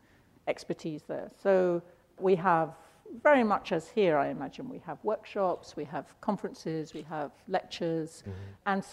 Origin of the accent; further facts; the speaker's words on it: London, United Kingdom; growing up in London, born in 48